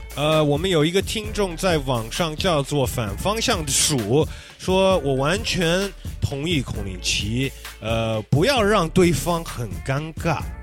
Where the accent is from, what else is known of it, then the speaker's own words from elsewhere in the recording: the western United States, United States; 我们两个都在美国西方，在那边长大